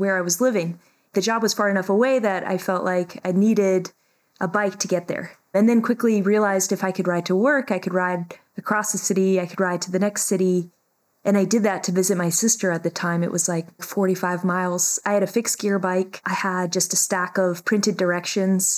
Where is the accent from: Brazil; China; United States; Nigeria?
United States; Alaska; moved away as an adult; I was born and raised in Alaska, and yeah, I lived there through high school, so until I was 18, and then moved down to the what we call the lower 48